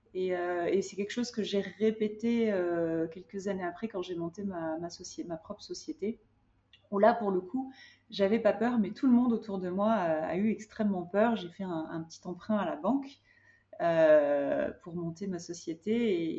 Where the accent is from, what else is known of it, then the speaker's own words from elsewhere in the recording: Hyères, Provence-Alpes-Côte d'Azur, France; moved away as an adult; also born or lived in Compiègne / Cannes / Marseille / Paris; j'ai grandi dans le sud de la France. J'ai grandi à Hyères euh, et puis à Cannes